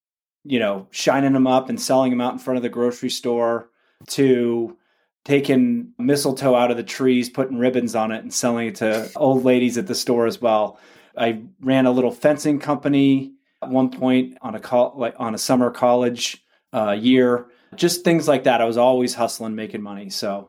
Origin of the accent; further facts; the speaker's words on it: Orinda, California, United States; I grew up in the East Bay here in the San Francisco Bay Area in a small town called Orinda.